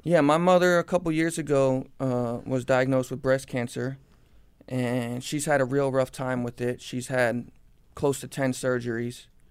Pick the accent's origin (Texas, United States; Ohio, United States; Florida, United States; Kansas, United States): Florida, United States; Cooper City; born or raised there